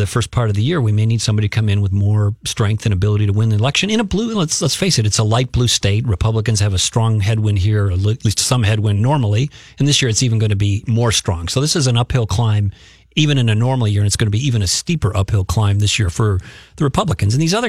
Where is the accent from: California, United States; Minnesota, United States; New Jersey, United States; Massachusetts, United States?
Minnesota, United States; South St. Paul; I grew up in South St. Paul